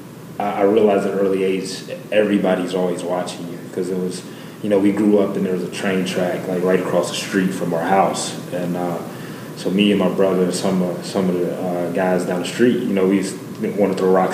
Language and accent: English; Radford, Virginia, United States; moved away as an adult; now in Florida, United States; I grew up in Radford, Virginia, small town